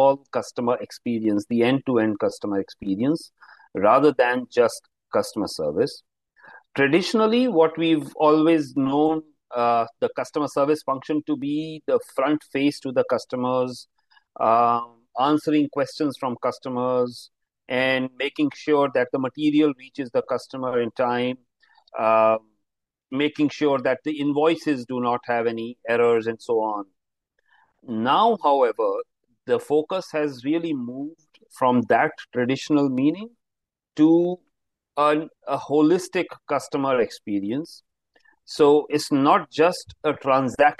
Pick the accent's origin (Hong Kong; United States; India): India; Himalayan mountains, northern India; now in Mumbai, India; I am actually from the Himalayan mountains, a cold place in the north of India